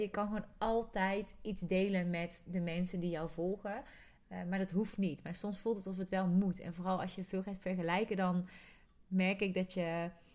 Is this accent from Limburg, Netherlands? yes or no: no; North Brabant, Netherlands; accent: soft G; ik weet dat er sommige mensen ook kunnen genieten van mijn zachte G